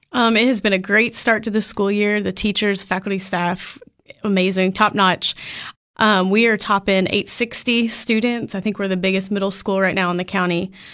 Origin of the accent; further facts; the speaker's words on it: Clarksville, Tennessee, United States; I grew up in Clarksville and came to Tech